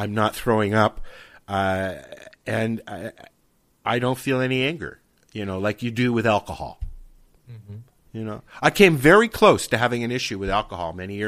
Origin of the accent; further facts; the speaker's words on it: Toronto, Ontario, Canada; I grew up in Toronto. I'm 57 this year. And I grew up in Toronto in Yorkville, which was a mecca for hippies and stuff like that in Toronto, right at Yonge Street.